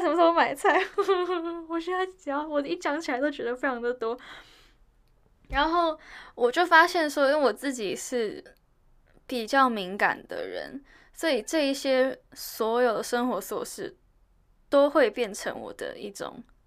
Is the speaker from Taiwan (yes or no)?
yes; Taiwan; 因为我从小在台湾长大